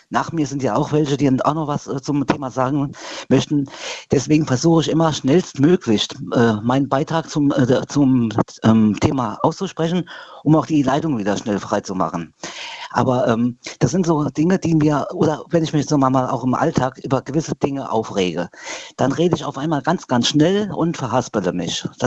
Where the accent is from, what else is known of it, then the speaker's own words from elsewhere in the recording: Queidersbach, Rhineland-Palatinate, Germany; Ähm, aus Quaidersbach.